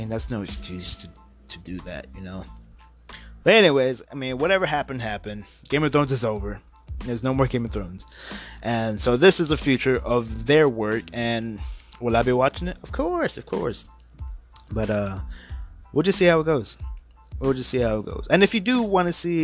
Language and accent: English; Houston, Texas, United States; it's about my hometown team